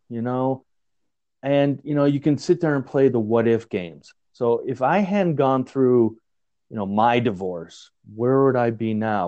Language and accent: English; Chicago, Illinois, United States; now in Greeley, United States; growing up in Chicago